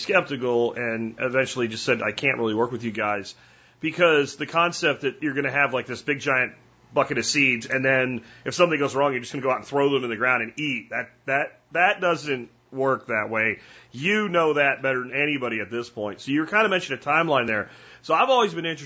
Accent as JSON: {"language": "English", "town": "Jacksonville", "region": "Florida", "country": "United States", "tie": "born or raised there", "said": "I grew up in Jacksonville, just a little bit north of you"}